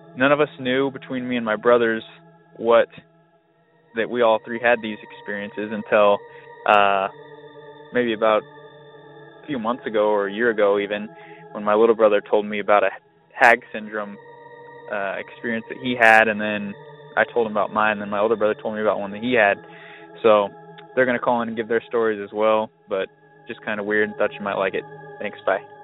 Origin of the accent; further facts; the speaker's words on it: Lakewood, California, United States; now in Arizona, United States; we all grew up in Lakewood, California